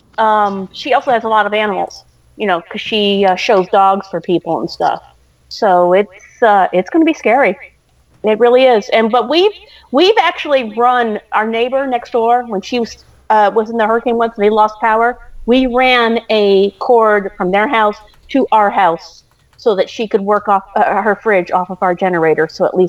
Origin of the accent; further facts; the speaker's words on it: Massachusetts, United States; I grew up in Massachusetts.